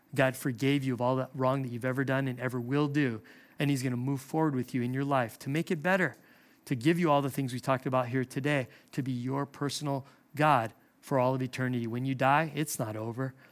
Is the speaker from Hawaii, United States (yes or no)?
yes; Hawaii, United States; I'm from Hawaii.